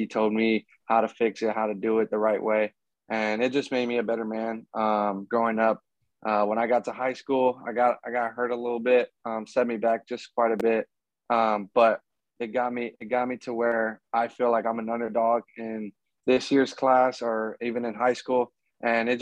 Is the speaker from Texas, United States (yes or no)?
no; Florida, United States; moved away; my hometown, Florida